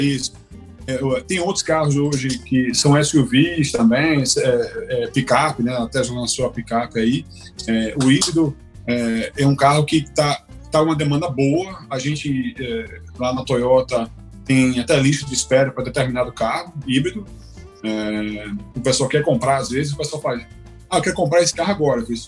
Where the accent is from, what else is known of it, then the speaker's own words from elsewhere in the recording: Brazil; moved away; quando eu voltei para o Brasil a primeira vez, depois de um longo tempo morando fora